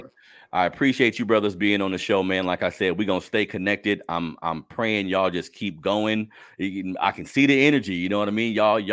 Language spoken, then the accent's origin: English; Sacramento, California, United States; I'm from Sacramento, California.